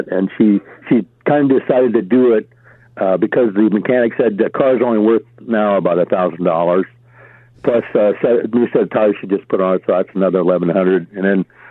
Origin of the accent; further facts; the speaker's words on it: Nebraska, United States; moved away as an adult; now in California, United States; I was raised in Nebraska